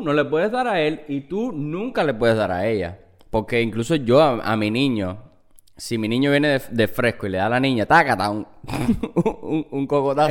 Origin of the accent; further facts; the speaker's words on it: Cuba; now in United States; yo soy cubano